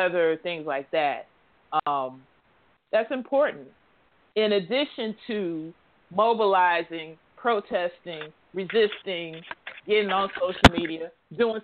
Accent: Chicago, Illinois, United States; now in Philadelphia, United States; Chicago, that's my hometown where my daughter was born

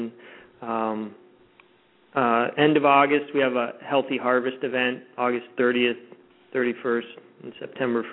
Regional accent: Florida, United States; moved away; I grew up in Florida

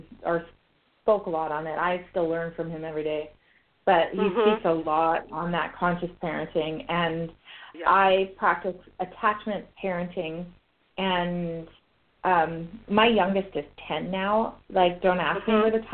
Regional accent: Canada; I'm Canadian

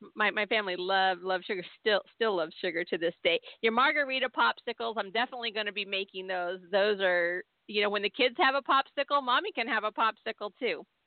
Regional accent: Southern California, United States; I grew up in Southern California, but we were always being hauled back to Tennessee every summer

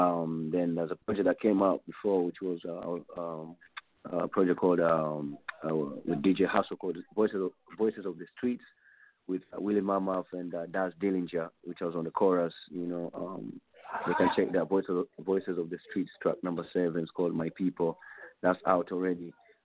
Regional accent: Tanzania; Not like I'm just from Tanzania in L.A. or in Chicago or in Atlanta.

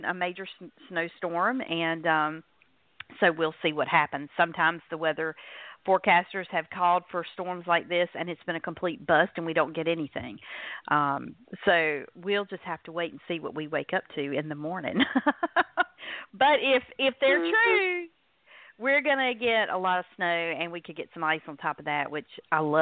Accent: North Carolina, United States; accent: North Carolina; in case my accent has not given it away, I'm in North Carolina

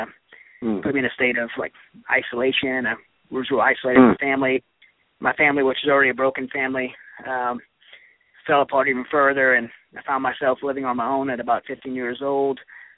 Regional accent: Louisiana, United States; moved away; I'm from Louisiana.

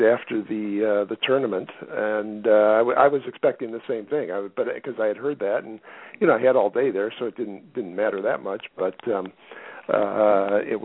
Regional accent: Michigan, United States; moved away; I grew up in Michigan.

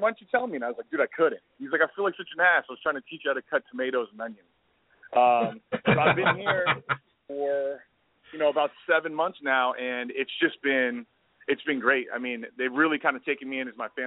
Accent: Bay Area, California, United States; also born or lived in San Mateo, California; I was living in San Francisco. I'm from the Bay Area

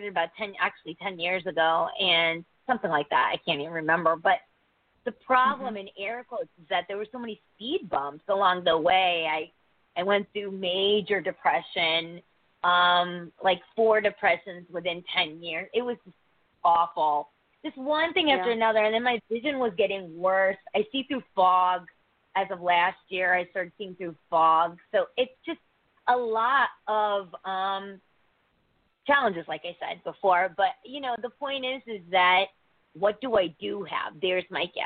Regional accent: Connecticut, United States; I'm from Connecticut

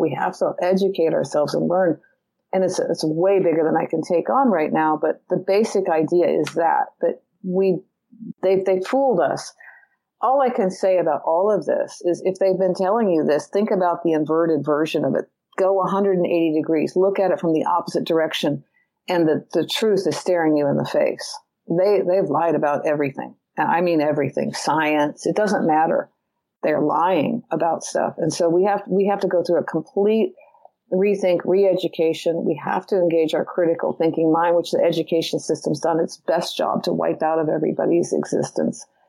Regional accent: California, United States; I'm from California.

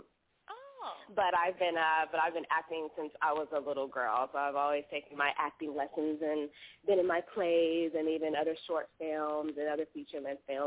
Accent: Chicago, Illinois, United States; now in Los Angeles, United States; I call home Chicago. I'm actually from Chicago. Currently I'm residing in Los Angeles

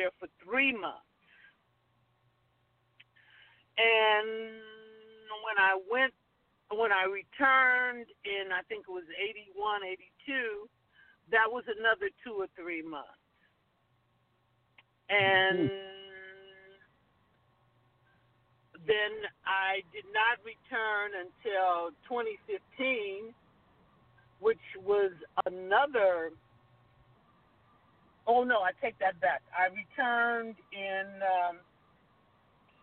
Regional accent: Los Angeles, California, United States; born or raised there

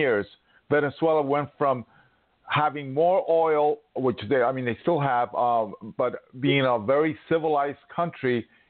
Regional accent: New York City, New York, United States; moved away; I grew up on the Upper West Side.

